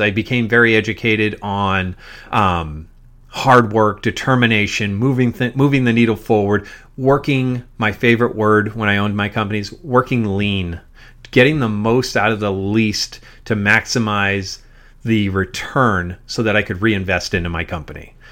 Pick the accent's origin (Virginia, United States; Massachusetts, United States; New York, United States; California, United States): Massachusetts, United States; we grew up in Massachusetts